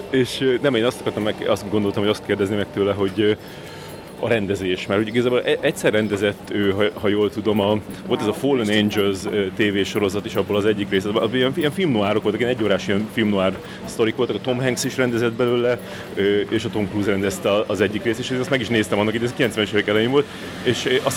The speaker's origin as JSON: {"language": "Hungarian", "country": "Hungary", "said": "nem, magyarok vagyunk, átmegyünk a piroson."}